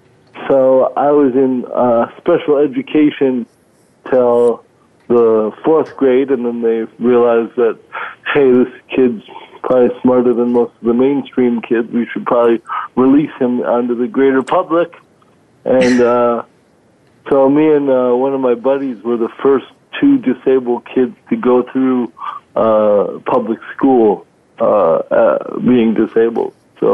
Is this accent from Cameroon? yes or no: yes; Cameroon; born there; moved away; also born or lived in Minnesota; I was born in Cameroon, West Africa. My dad was a professor teaching English over there, and I happened along somewhere in there. And then from there, we moved to Minnesota